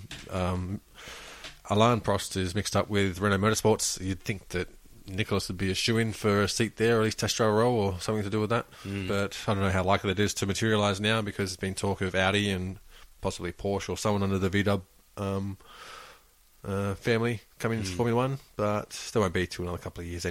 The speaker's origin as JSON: {"language": "English", "country": "Australia", "said": "as Australian"}